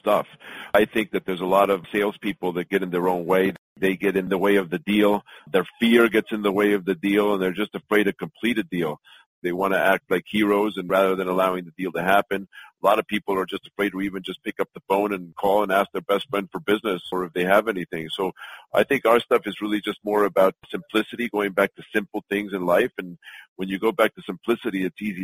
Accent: Los Angeles, California, United States; also born or lived in Mexico City, Mexico; I'm originally from Mexico City. I moved to Los Angeles when I was 7 years old and did all my studies in LA and grew up

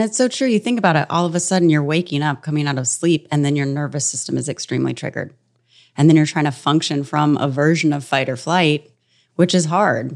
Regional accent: North Carolina, United States; moved away; also born or lived in New York; growing up in North Carolina from when I was twelve

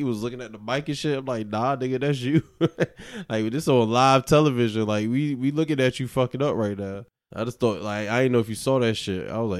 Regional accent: New York, United States; accent: New York; And then I get the New York shit because of my, like, I guess my accent

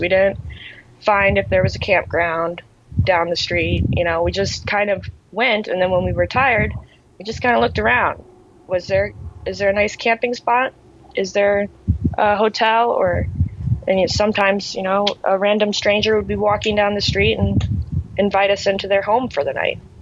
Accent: Cape Canaveral, Florida, United States; I am in Cape Canaveral, Florida. It's my hometown. So lived here my entire life

